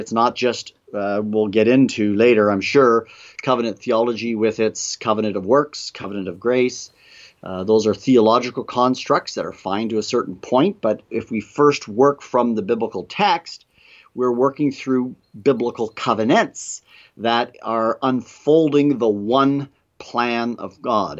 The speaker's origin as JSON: {"language": "English", "country": "Canada", "moved": "yes", "said": "Peter and I, um, both are from Canada"}